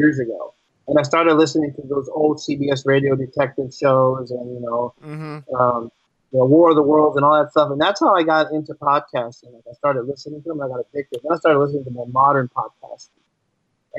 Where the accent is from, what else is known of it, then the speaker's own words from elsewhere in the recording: East Coast, United States; I'm an East Coast guy.